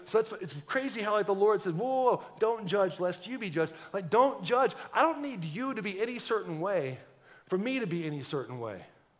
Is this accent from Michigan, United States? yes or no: no; Texas, United States; If that doesn't let you know I'm from Texas, I don't know what. I actually don't talk like a Texan a whole lot